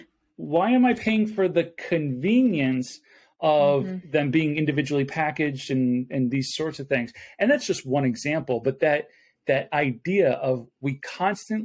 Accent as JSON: {"language": "English", "town": "Buffalo", "region": "New York", "country": "United States", "moved": "yes", "said": "I'm originally from Buffalo, New York. So in Western New York"}